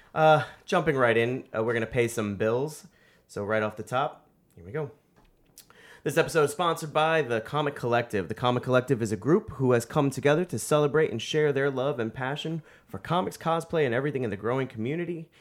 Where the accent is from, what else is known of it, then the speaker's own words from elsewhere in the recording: New York City, New York, United States; I was born and raised in the Bronx, and thirty plus years in the Bronx, almost forty years in the Bronx now